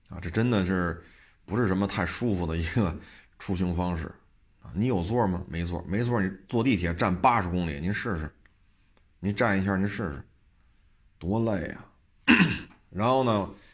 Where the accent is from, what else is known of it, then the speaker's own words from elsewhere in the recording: Beijing, China; 就因为我生在这儿，长在这儿啊，我特别能理解